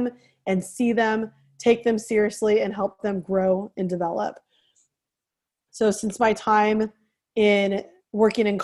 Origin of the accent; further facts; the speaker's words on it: San Francisco Bay Area, California, United States; I'm from the San Francisco Bay Area. So growing up, I was surrounded by people who looked different than me